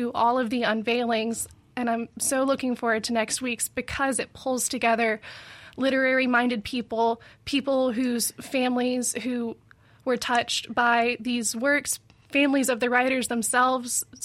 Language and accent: English; Madison County, Mississippi, United States; also born or lived in Kentucky; I am from Mississippi. I grew up in Madison County.